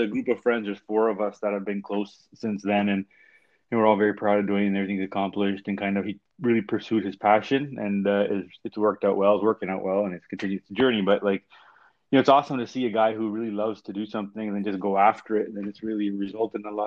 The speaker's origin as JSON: {"language": "English", "town": "Toronto", "region": "Ontario", "country": "Canada", "tie": "born or raised there", "also_born_or_lived": "Markham", "said": "I grew up in Scarborough, Markham."}